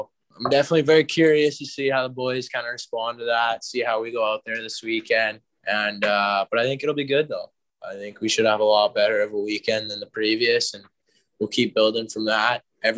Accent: Kindersley, Saskatchewan, Canada; moved away; also born or lived in Calgary, Alberta; I'm from Kindersley, Saskatchewan, but I've been playing in Calgary for the past few years.

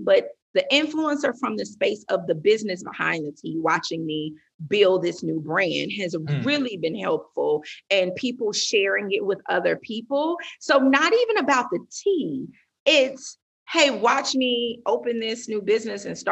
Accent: the South, United States; I'm from the South

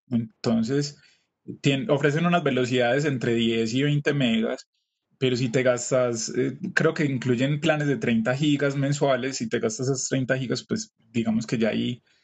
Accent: Colombia; pensemos como colombianos

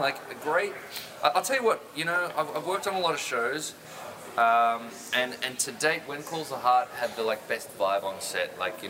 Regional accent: Australia; moved away as an adult; also born or lived in Poland; now in United States; I am not giving up my Australian citizenship, obviously, ever.

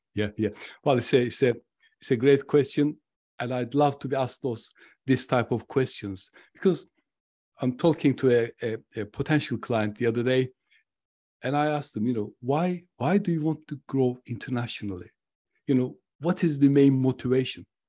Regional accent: Turkey; moved away; I'm originally from Turkey.

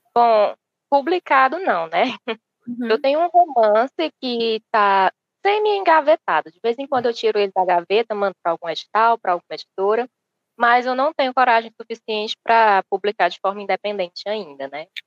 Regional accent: Piauí, Brazil; eu sou piauiense

